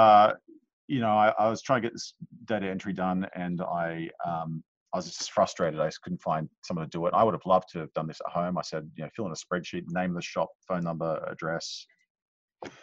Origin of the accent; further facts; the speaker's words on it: Jakarta, Indonesia; moved away; I grew up in Jakarta